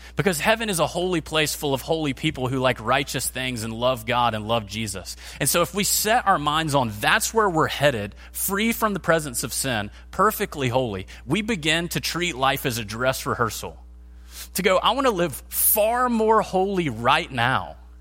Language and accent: English; United States; American Christians because we live in one of the most wealthy, comfortable, safe countries in the history of the world